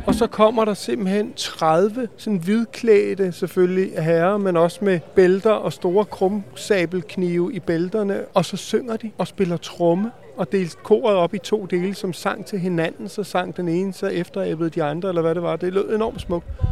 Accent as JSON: {"language": "Danish", "country": "Denmark", "said": "vi er fra Danmark"}